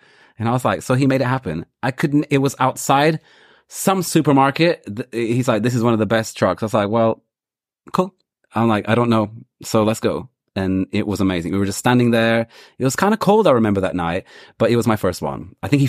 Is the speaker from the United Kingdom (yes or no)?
yes; London, United Kingdom; Whereas I come from London.